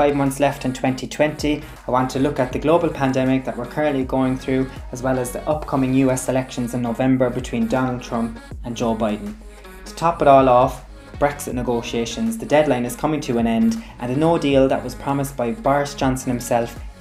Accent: Ireland; moved away as an adult; now in New York, United States; I'm originally from Ireland, but I've been living in New York the last couple of years.

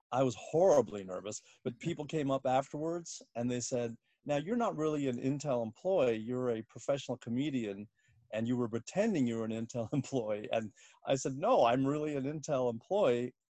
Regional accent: Washington, District of Columbia, United States; moved away as an adult; also born or lived in Bloomington, Indiana / Southern California / Northern California; now in New York, United States; I was born in Bloomington, Indiana, but grew up mostly in uh, the Washington D.C. area

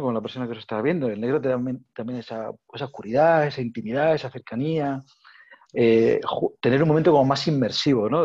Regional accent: Region of Murcia, Spain; soy de Murcia

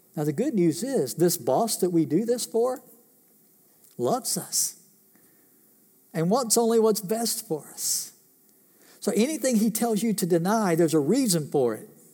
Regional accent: United States; I was born in this country, raised in this country, lived in this country

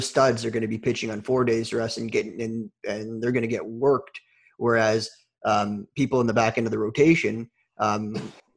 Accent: Toronto, Ontario, Canada; I'm from Toronto

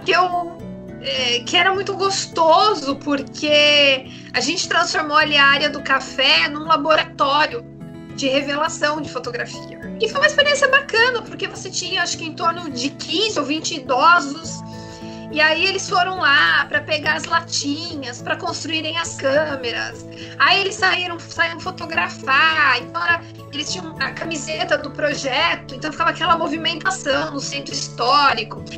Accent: Itu, São Paulo, Brazil; Nasci em Itu no dia 30 de março de 1985.

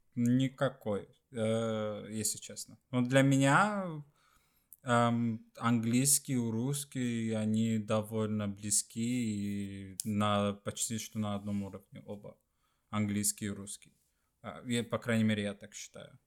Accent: Sweden; Russian is a second language; also born or lived in Estonia; по сути я из Швеции

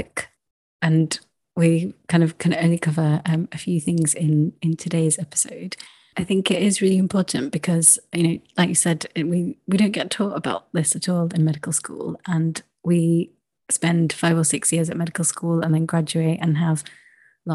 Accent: United Kingdom; as British people

